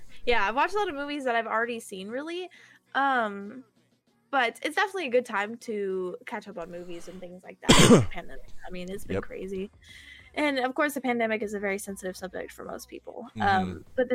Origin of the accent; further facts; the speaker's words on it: Alabama, United States; I don't have the southern accent, because even though I'm from Alabama, I don't have the southern accent